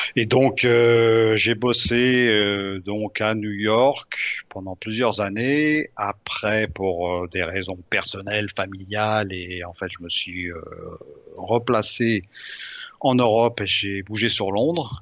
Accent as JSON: {"language": "French", "town": "Lyon", "region": "Auvergne-Rhône-Alpes", "country": "France", "tie": "born or raised there", "moved": "yes", "said": "je suis lyonnais à l'origine"}